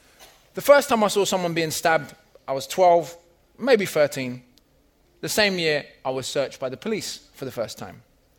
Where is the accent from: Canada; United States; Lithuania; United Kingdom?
United Kingdom; London; also born or lived in Crawley, West Sussex; I was born in Crawley, West Sussex, but moved to Camden in northwest London before I had formed any concrete memories, and I spent my childhood and teenage years living there. Camden is home to 130 languages and about as wide a divide between rich and poor as anywhere in the country.